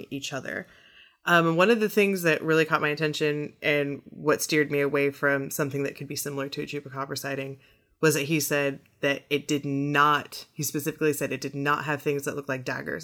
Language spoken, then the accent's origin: English; Midwest, United States; now in Corpus Christi, United States; I grew up in the Midwest